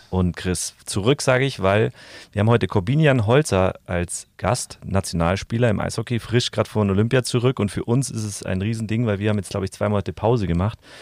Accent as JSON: {"language": "German", "region": "Bavaria", "country": "Germany", "said": "im Süden, wo wir auch herkommen"}